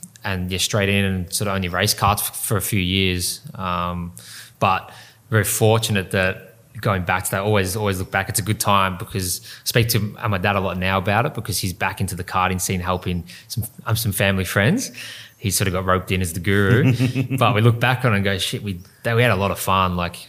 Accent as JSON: {"language": "English", "town": "Melbourne", "region": "Victoria", "country": "Australia", "tie": "born or raised there", "said": "In Western Melbourne. Yep. So first karting track was Geelong."}